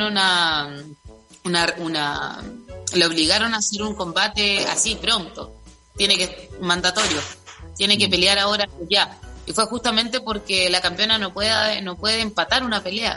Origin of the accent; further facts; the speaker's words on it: southern Chile, Chile; de, nuestra tierra, de mi